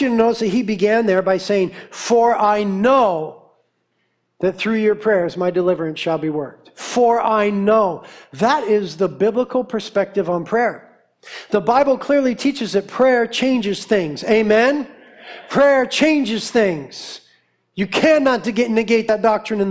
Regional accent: United States; We're American Christians

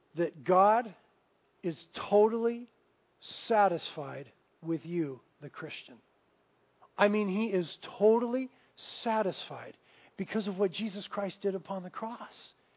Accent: Carpinteria, California, United States; I grew up here in Carpinteria, born and raised.

